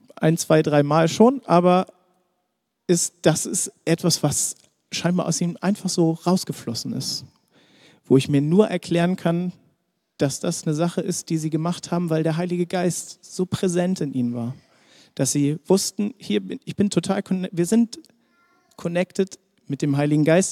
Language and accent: German; Germany; für uns als Deutsche